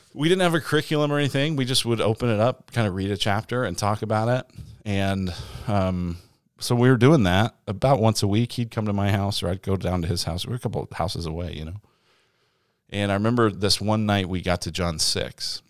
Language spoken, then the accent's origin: English; Denver, Colorado, United States; moved away as an adult; also born or lived in Illinois; now in Arizona, United States; I grew up in Denver, Colorado, and I'm an only child